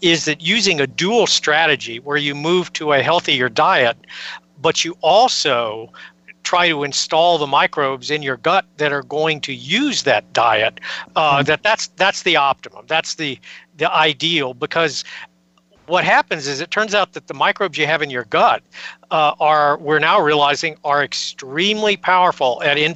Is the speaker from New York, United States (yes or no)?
no; San Antonio, Texas, United States; I grew up in San Antonio, Texas in the 1950s